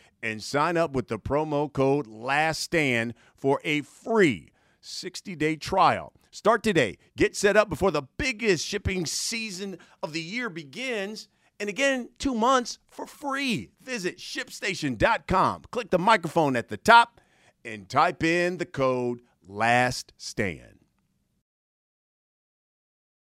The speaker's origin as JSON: {"language": "English", "town": "Columbus", "region": "Ohio", "country": "United States", "said": "I'm originally from Ohio as well, from Columbus"}